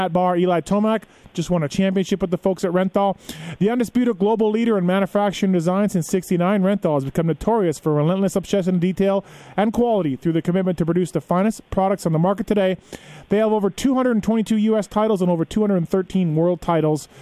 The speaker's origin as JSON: {"language": "English", "country": "Canada", "moved": "yes", "lives_now": "United States", "said": "my home country of Canada"}